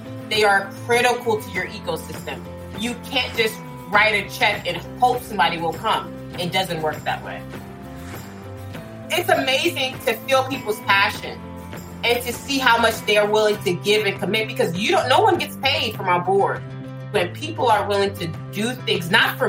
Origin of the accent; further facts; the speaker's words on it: New York City, New York, United States; moved away as an adult; now in Baltimore, United States; I'm originally from New York City, and I came to Baltimore in 2015